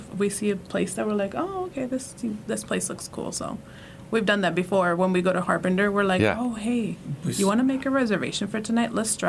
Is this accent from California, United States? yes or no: yes; California, United States; moved away as an adult; now in Nebraska, United States; I'm from California initially.